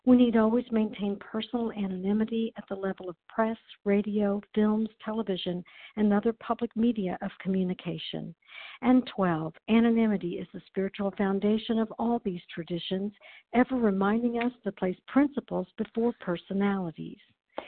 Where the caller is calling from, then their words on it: Chattanooga, Tennessee, United States; I'm calling in from Chattanooga, Tennessee